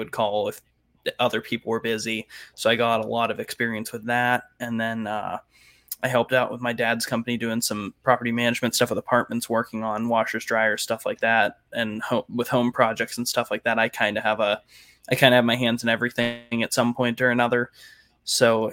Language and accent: English; Youngstown, Ohio, United States; also born or lived in Canfield, Ohio; I'm from Youngstown originally